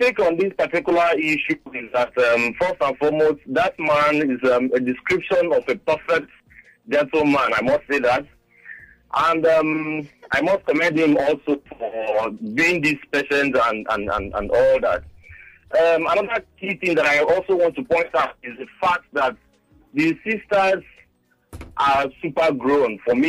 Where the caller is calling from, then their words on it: Lagos, Nigeria; I'm calling from Abraham Adesanya Estate.